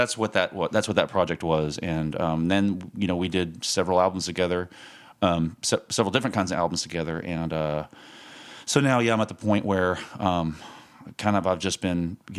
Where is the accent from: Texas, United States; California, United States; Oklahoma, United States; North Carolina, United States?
Texas, United States; Lubbock; moved away as an adult; also born or lived in Irving, Texas; I grew up in Lubbock and, lived there most of my life.